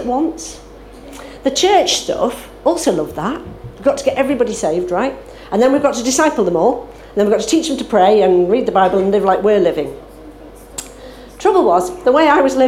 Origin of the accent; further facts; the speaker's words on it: Isle of Man; I was brought up in the Isle of Man in a brethren family